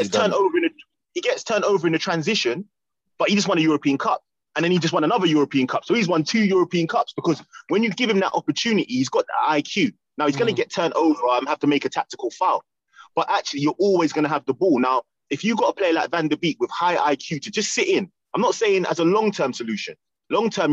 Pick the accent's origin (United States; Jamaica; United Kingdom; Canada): United Kingdom; England; us as English people